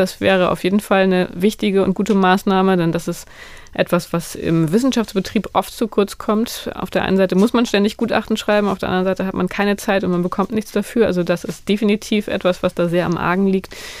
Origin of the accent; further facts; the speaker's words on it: Northern Germany, Germany; moved away; ich komme aus dem Norden